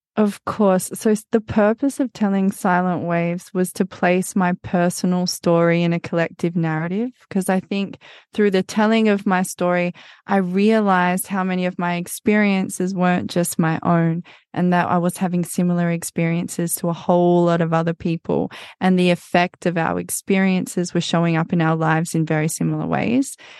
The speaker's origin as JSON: {"language": "English", "country": "Australia", "tie": "born or raised there", "also_born_or_lived": "Amazon, Brazil", "moved": "as an adult", "said": "I grew up in Australia."}